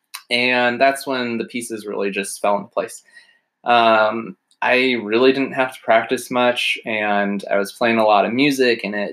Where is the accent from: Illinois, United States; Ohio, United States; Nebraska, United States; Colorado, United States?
Nebraska, United States; Omaha; now in Pittsburgh, United States; I was born and raised in Omaha, Nebraska.